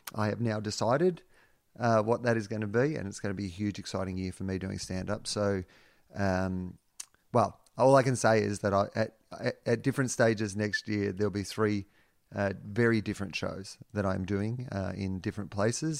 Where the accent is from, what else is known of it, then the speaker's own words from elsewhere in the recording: Australia; being an Australian